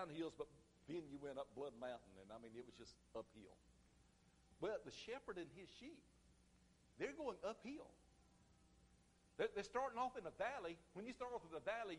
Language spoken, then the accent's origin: English; United States; I grew up in Chesterfield County